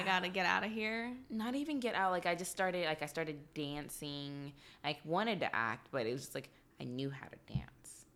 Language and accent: English; Texas, United States; moved away; also born or lived in Atlanta; I'm from Texas